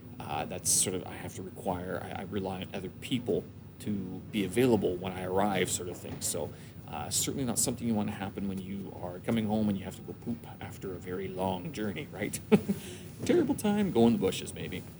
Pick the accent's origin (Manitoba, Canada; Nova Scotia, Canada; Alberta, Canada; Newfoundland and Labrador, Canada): Manitoba, Canada; Winnipeg; born or raised there; moved away as an adult; now in China